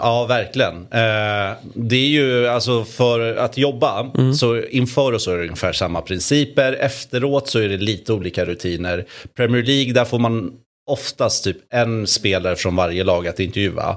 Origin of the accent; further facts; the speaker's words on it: Sweden; man fick höra att jag var från Sverige